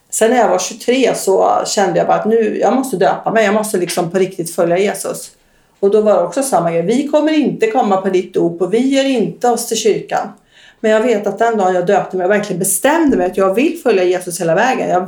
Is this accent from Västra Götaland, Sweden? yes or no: yes; Västra Götaland, Sweden; accent: västgötska; Jag kommer från Västergötland.